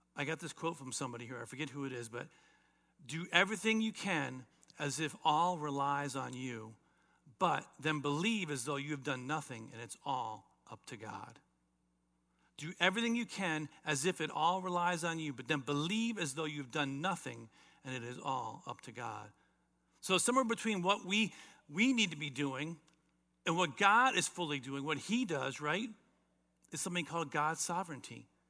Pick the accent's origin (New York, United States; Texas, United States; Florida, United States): Florida, United States; South; as a teenager growing up in South Florida